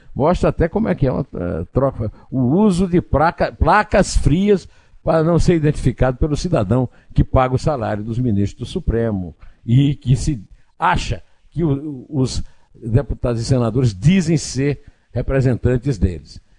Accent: Paraíba, Brazil; lá no meu estado natal, na Paraíba

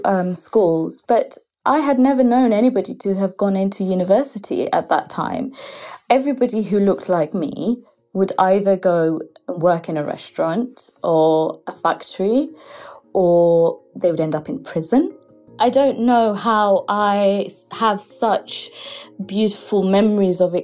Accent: United Kingdom; we're British Bangladeshis and we're being brought up where we're not quite Bangladeshi because we don't fit in Bangladesh, and we're not quite British

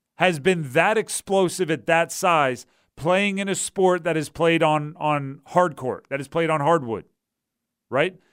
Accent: New Jersey, United States; moved away; when I grew up in New Jersey

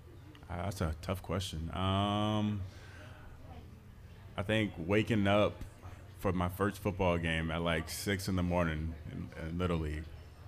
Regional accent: 25 minutes from Tampa, Florida, United States; moved away; 25 minutes away from my hometown is where they played at.

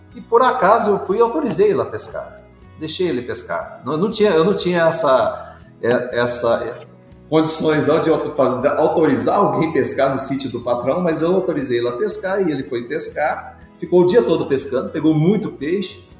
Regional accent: Morrinhos, Goiás, Brazil; fui criado na, na zona rural, minha família é de origem rural e origem assim, muito humilde, do interior de Goiás, da cidade, eu sou da cidade de Morrinhos, onde nasci

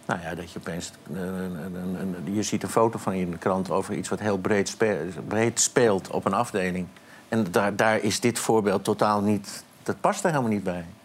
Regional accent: Amsterdam, North Holland, Netherlands; ik ben opgegroeid in Amsterdam.

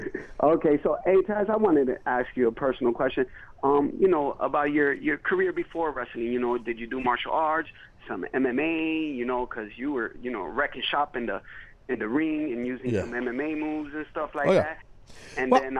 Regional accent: Chicago, Illinois, United States; now in Florida, United States; I'm from Chicago.

